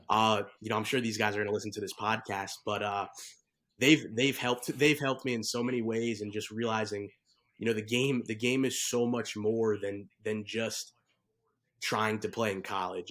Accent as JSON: {"language": "English", "area": "Bergen County", "region": "New Jersey", "country": "United States", "tie": "born or raised there", "said": "grew up in Jersey. I'm from Bergen County"}